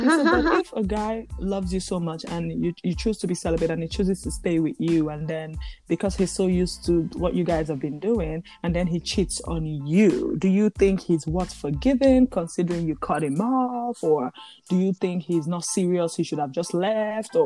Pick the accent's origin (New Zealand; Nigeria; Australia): Nigeria; especially women from our background, being that we are from Nigeria